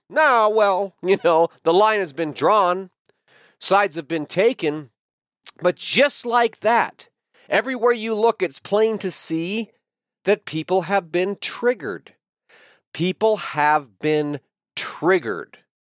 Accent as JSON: {"language": "English", "country": "United States", "said": "I am an American patriot"}